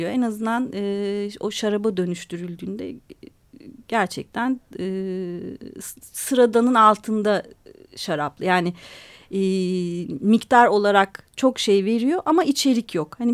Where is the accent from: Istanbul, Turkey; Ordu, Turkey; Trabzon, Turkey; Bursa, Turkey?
Istanbul, Turkey; born there; also born or lived in Adana; Biz Adanalıyız yani ailem ben İstanbul'da doğdum ama annem e, anneannem çocukluğumda bütün yaz tatillerim Adana'da geçti.